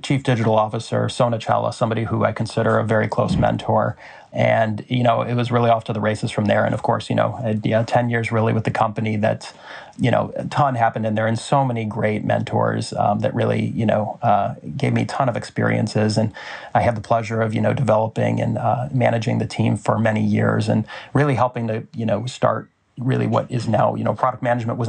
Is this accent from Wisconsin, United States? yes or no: no; Des Moines, Iowa, United States; We grew up in Des Moines, Iowa.